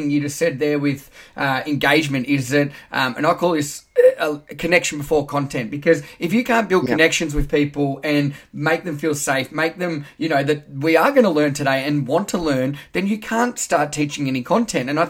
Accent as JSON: {"language": "English", "region": "Wales", "country": "United Kingdom", "said": "Hi, I'm …. I'm from Wales."}